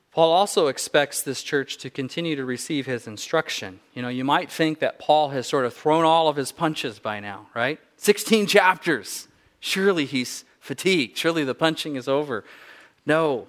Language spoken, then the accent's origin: English; Southern California, United States; I grew up in Southern California